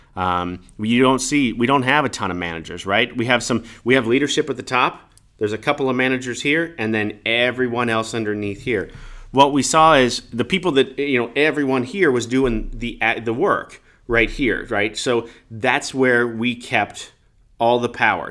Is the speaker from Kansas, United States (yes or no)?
yes; Kansas, United States; also born or lived in Omaha, Nebraska; I grew up in Kansas, born in Omaha, or born in Nebraska, grew up in Kansas